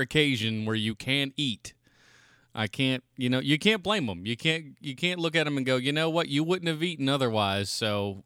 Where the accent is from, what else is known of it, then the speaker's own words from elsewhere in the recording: United States; I'm an American